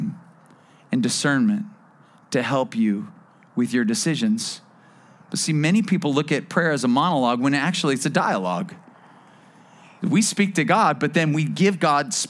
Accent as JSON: {"language": "English", "town": "Bakersfield", "region": "California", "country": "United States", "tie": "born or raised there", "also_born_or_lived": "Las Vegas", "moved": "yes", "lives_now": "Thousand Oaks, United States", "said": "I'm a desert guy. I grew up in Bakersfield"}